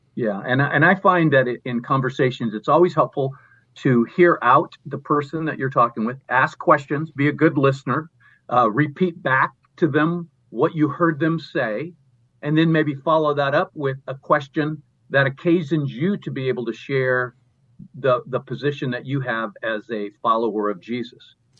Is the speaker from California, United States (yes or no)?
yes; Southern California, United States; I grew up in Southern California